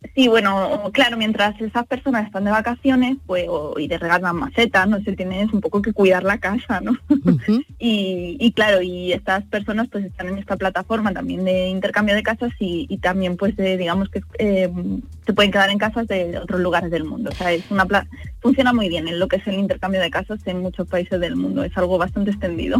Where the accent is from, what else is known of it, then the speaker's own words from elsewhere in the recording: Granada, Andalusia, Spain; Salobreña, de, un pueblo que está mm, al lado del mío